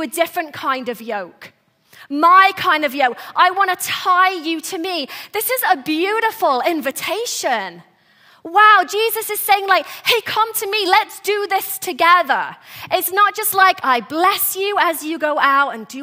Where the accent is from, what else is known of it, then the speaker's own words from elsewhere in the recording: England, United Kingdom; moved away; I was born and raised in England